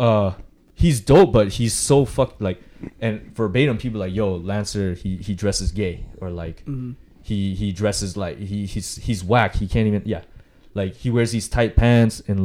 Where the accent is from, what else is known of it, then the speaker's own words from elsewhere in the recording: San Diego, California, United States; also born or lived in Las Vegas / Berkeley; growing up here